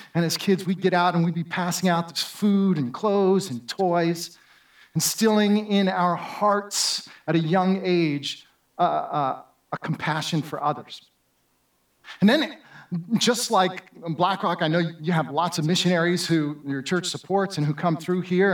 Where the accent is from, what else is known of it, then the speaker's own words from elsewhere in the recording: Southern California, United States; moved away; also born or lived in New Jersey / Florida; as a kid growing up in Southern California